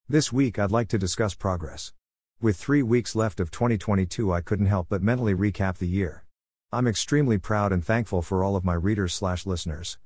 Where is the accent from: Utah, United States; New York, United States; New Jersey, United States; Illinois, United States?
New York, United States; New York City; moved away as an adult; my hometown of New York City